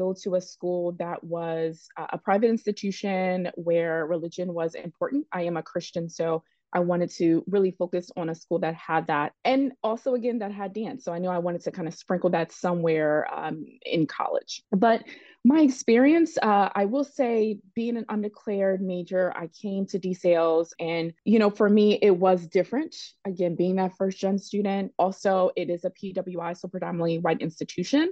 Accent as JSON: {"language": "English", "town": "Philadelphia", "region": "Pennsylvania", "country": "United States", "tie": "born or raised there", "said": "I am from the Philadelphia area, born and raised."}